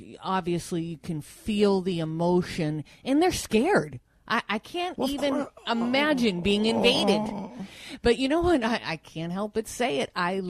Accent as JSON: {"language": "English", "town": "Manchester", "region": "New Hampshire", "country": "United States", "said": "I'm from Manchester, New Hampshire"}